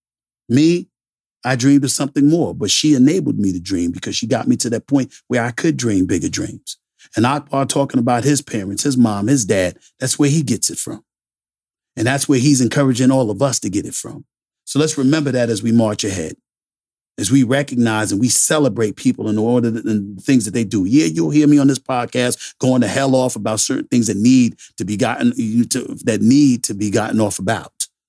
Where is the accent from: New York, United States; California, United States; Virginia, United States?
New York, United States; New York City; In the book, I talk about my life before ESPN, growing up in Hollis, Queens, New York, how sports proved to be my salvation.